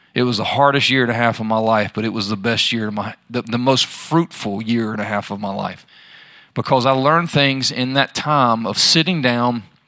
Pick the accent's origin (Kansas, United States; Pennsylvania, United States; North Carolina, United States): North Carolina, United States; Charlotte; I'm from Charlotte